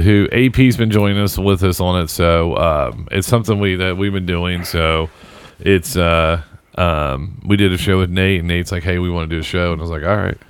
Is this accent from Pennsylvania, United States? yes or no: no; Southern Indiana, United States; we're just kids from Southern Indiana